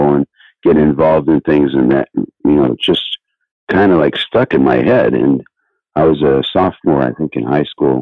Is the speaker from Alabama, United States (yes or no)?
no; Del Aire, California, United States; Grew up in Del Air, California, which is like, it's just a little county strip in between Hawthorne, city of Hawthorne, and the city of El Segundo